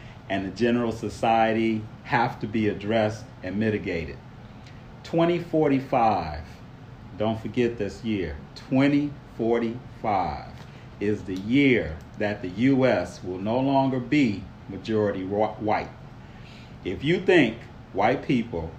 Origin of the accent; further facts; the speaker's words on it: Detroit, Michigan, United States; I grew up in Detroit.